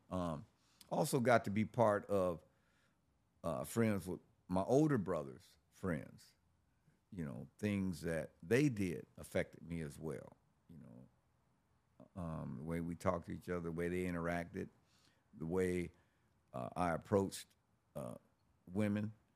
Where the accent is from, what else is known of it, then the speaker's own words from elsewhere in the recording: Los Angeles, California, United States; I was born in Los Angeles, uh, in nineteen sixty-one. I grew up in the sixties and seventies in South Central Los Angeles